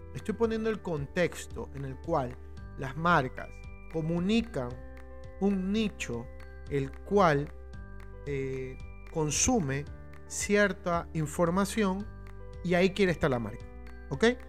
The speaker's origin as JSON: {"language": "Spanish", "country": "Ecuador", "said": "en mi país, en el Ecuador, en donde me encuentro"}